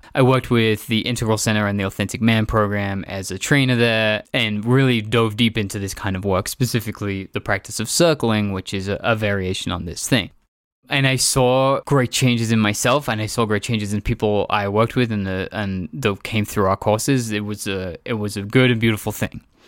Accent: England, United Kingdom; moved away; also born or lived in San Francisco; growing up in England

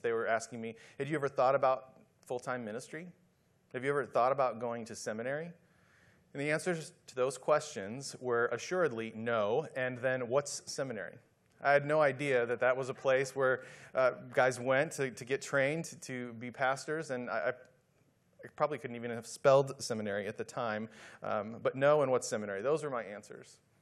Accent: Midwest, United States; moved away as an adult; also born or lived in Dallas / San Antonio; I was just a kid growing up in the Midwest

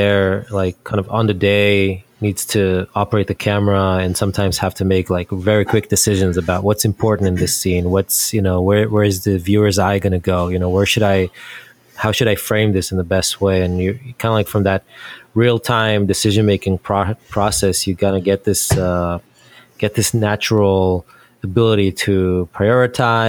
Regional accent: Israel; moved away as an adult; now in United States; I'm from Israel originally, and that's where I kind of got my first start

